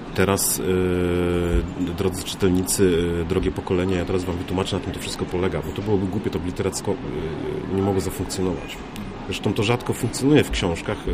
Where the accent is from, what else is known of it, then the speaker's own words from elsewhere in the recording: Warmian-Masurian Voivodeship, Poland; Ja pochodząc z Warmii Mazur